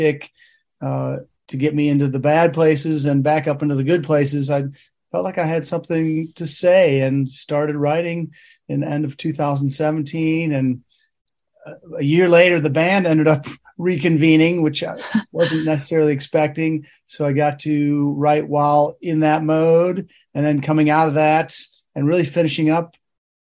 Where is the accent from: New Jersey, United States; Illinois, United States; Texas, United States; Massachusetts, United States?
Illinois, United States; Chicago; moved away as an adult; We had a great international community there of people from all over the world. It's a melting pot, obviously, Chicago